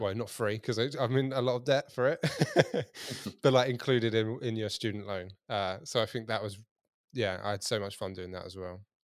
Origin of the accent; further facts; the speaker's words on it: Kent, South East England, United Kingdom; now in Hampshire, United Kingdom; I'm from Kent